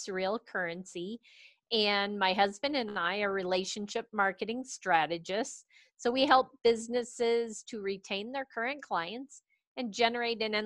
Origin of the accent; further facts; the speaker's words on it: East Coast, United States; now in Colorado Springs, United States; I grew up on the East Coast